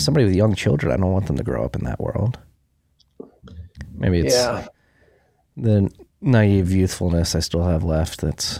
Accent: Philadelphia, Pennsylvania, United States; my hometown of Philadelphia.

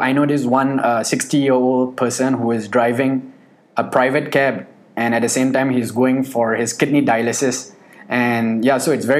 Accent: Pakistan; I'm Pakistani

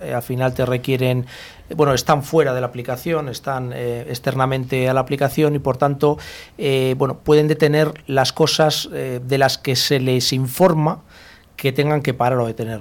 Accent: Bilbao, Basque Country, Spain; now in Madrid, Spain; nací en Bilbao, pero yo en Madrid muchos años

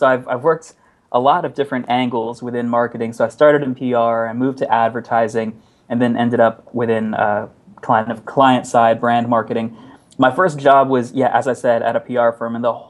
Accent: Texas, United States; accent: Texas; Yeah, so I am from Texas originally. I haven't retained much of a Texas accent, which is probably for the better because it's a very weird, bizarre accent.

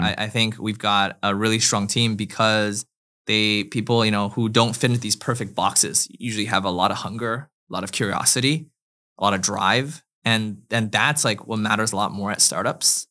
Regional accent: China; moved away; also born or lived in Canada / United States; I grew up in China and then moved to Canada and then went to the U S for school

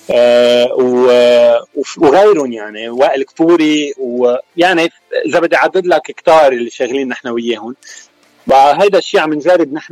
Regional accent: Keserwan-Jbeil, Lebanon; moved away as an adult; now in California, United States; انا الاساس من الضمور وسكان كسروان ومن بعد من بعد الازمه ومن بعد انفجار بيروت نقلت انا وعائلتي على كاليفورنيا صار لي تقريبا ثلاث سنين

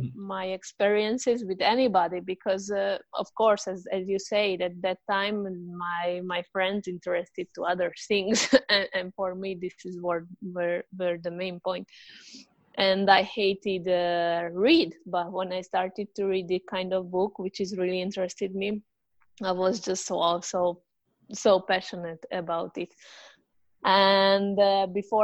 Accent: Hungary; moved away as an adult; also born or lived in southern Spain; now in Spain; I'm from Hungary, but I'm living in South Spain 7 years now

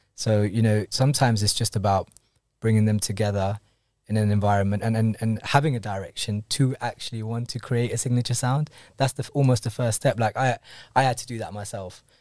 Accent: London, United Kingdom; I'm born in London, but um, I'm actually Kenyan Indian. Both of my parents are born in Kenya

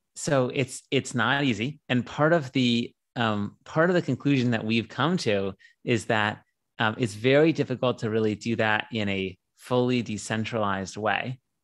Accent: San Diego, California, United States; I'm from San Diego. I grew up here

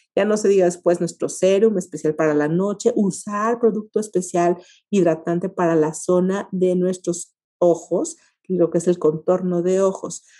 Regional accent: Mexico; como mexicanos

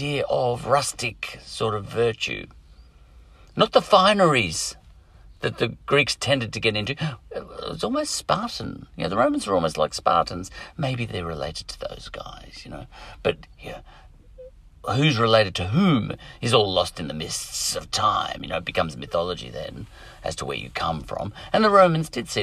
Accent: Australia; as Australians, our language, English language

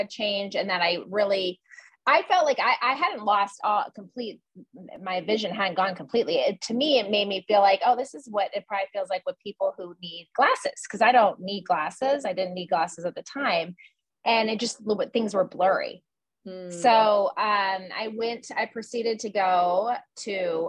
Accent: Erie, Pennsylvania, United States; moved away; my hometown in Erie

